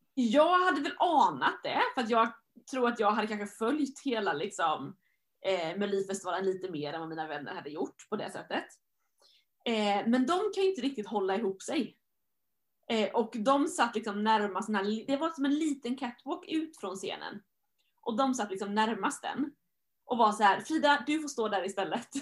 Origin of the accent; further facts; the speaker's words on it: Sweden; jag var svensk